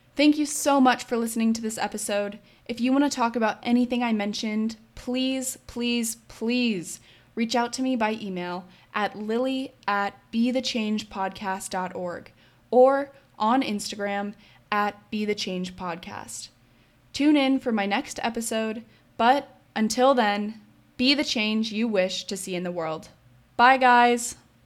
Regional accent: Colorado, United States; I'm still from Colorado

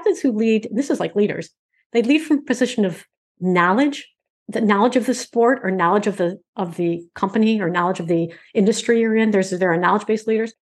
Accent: Michigan, United States; I'm from Michigan

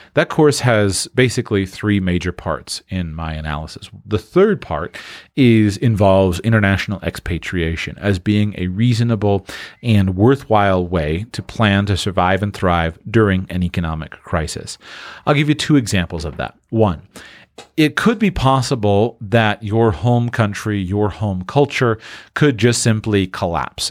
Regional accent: Florida, United States; moved away; I grew up in the Sunshine State

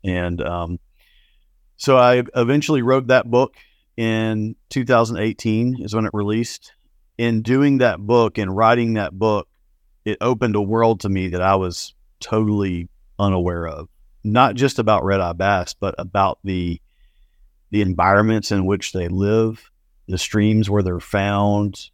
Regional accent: South Alabama, United States; I grew up in South Alabama.

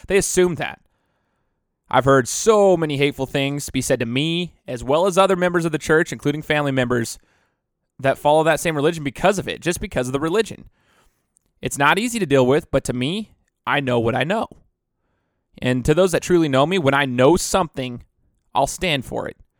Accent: United States; I'm as American as it gets

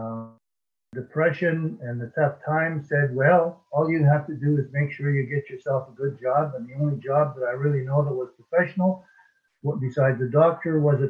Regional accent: Alberta, Canada; also born or lived in Edmonton; now in British Columbia, Canada; I'm a Canadian. I live now in British Columbia, which is on the West Coast, but I was born in Alberta

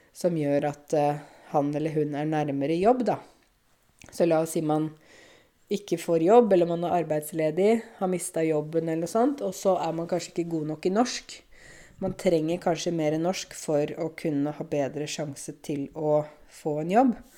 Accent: Eastern Norway, Norway; Vi, vi kommer jo fra Østlandet

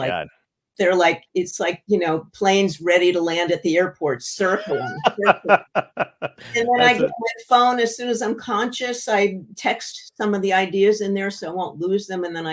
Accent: New Haven, Connecticut, United States; my hometown library in New Haven

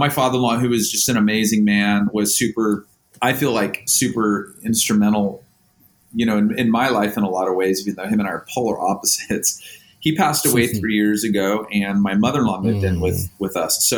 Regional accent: Oceanside, California, United States; I grew up in Oceanside. I'm like third generation, fourth generation from North County, San Diego is where I live

